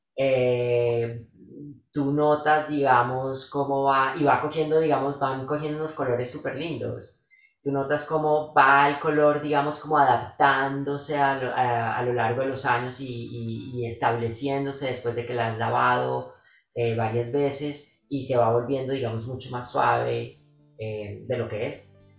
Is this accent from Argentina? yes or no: no; Bogotá, Colombia; los que somos de Bogotá y vivimos en Tierra Fría